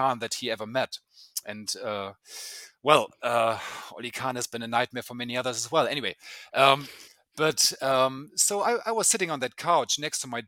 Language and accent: English; Germany; accent: German; English is a second language; now in Copenhagen, Denmark; I'm German, as you can hear in my accent.